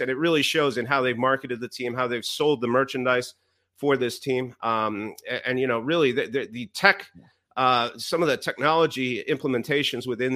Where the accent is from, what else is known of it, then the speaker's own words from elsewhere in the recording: Laval, Quebec, Canada; moved away as an adult; also born or lived in Toronto, Canada; now in Seattle, United States; I grew up in Chamonix in Laval